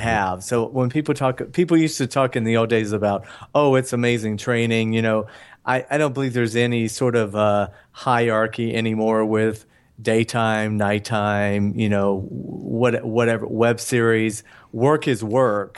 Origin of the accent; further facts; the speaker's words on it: Atlanta, Georgia, United States; moved away as an adult; now in Los Angeles, United States; I'm from Georgia. I left Atlanta